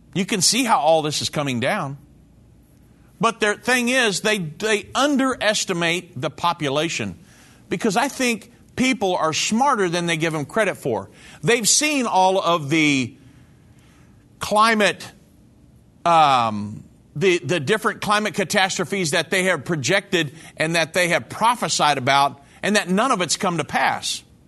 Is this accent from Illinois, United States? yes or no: no; Texas, United States; I'm from Texas